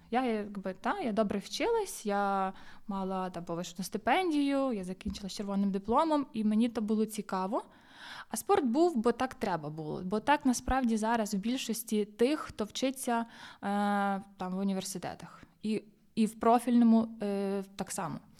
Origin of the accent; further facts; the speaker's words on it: Busk, Lviv Oblast, Ukraine; в Бузькій дитячо-юнацькій спортивній школі, звідки я родом